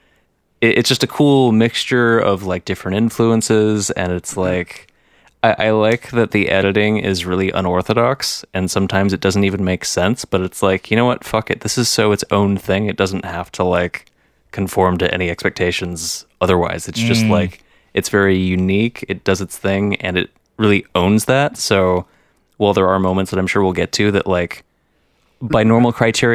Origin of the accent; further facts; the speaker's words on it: Las Vegas, Nevada, United States; I grew up in Vegas